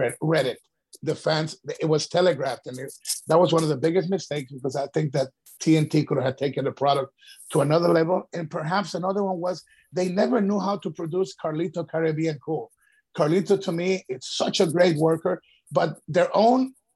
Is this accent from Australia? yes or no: no; Ecuador; moved away; as a kid growing up in Ecuador